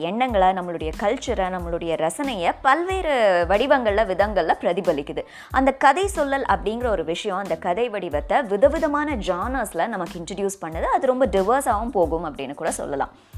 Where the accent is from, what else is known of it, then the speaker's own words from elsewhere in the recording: Pollachi, Tamil Nadu, India; நான் வந்து பொள்ளாச்சியில் வளர்ந்தேன்